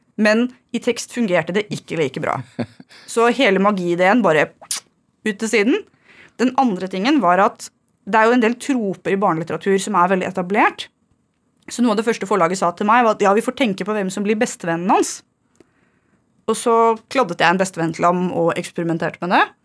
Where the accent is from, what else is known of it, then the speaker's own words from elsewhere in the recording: Fredrikstad, Østfold, Norway; så er jeg fra Torsnes